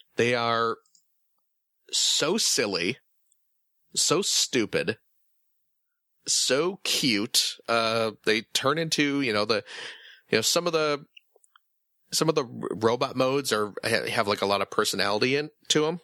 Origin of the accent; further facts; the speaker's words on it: Chicago, Illinois, United States; I'm from the Chicago suburbs, so you know, grew up uh, in and around Chicago quite a bit.